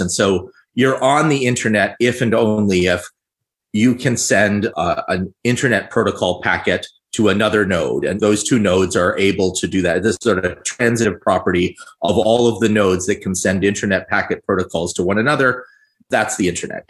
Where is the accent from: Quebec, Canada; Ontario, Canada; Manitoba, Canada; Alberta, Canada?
Ontario, Canada; Toronto; I'm from Canada and in Ontario. I am from Toronto.